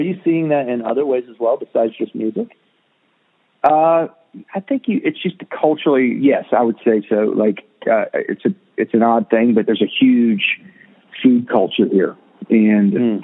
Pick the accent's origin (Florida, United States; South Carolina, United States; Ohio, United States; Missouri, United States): Florida, United States; Jacksonville; now in Nashville, United States; I grew up in Jacksonville, Florida